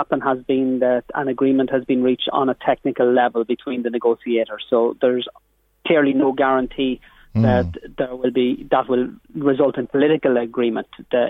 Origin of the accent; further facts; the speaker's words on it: Ireland; as Irish political representatives